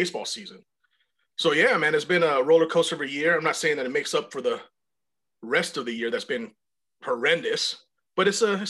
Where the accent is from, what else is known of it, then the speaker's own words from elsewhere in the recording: San Luis Obispo, California, United States; I'm not from LA. I'm from San Luis Obispo.